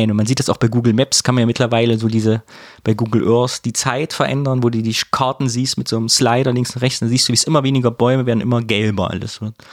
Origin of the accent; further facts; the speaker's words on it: Kyffhäuser, Thuringia, Germany; ich komme aus dem Köpfer